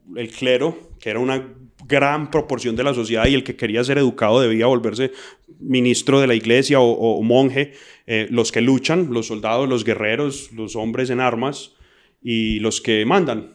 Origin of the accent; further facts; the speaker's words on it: Colombia; como colombianos